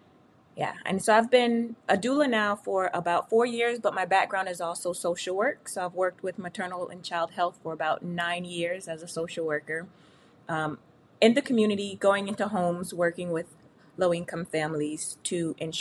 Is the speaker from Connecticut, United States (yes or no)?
yes; Hartford, Connecticut, United States; I'm from Hartford, Connecticut